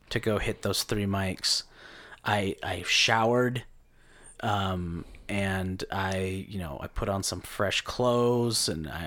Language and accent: English; Caldwell, Idaho, United States; I grew up in Caldwell.